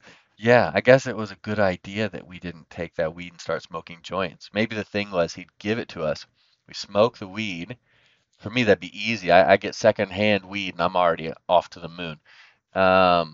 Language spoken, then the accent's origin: English; United States; As an American